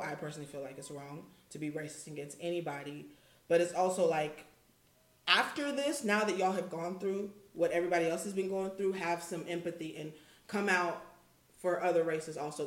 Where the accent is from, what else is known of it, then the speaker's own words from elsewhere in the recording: Houston, Texas, United States; I'm from Houston. We're from Houston.